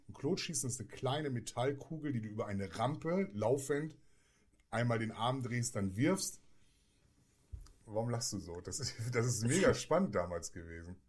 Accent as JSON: {"language": "German", "region": "Bremen", "country": "Germany", "said": "Wir kommen ja aus Bremen"}